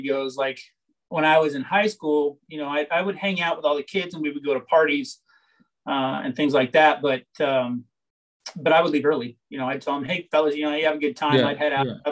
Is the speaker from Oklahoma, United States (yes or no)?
no; Tucson, Arizona, United States; So growing up, I grew up here in Tucson, Arizona, which is where I'm at right now, my house